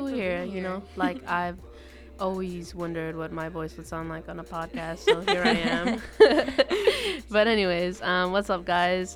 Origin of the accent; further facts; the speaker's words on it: Los Angeles, California, United States; I come from Santa Monica College because I grew up in West LA.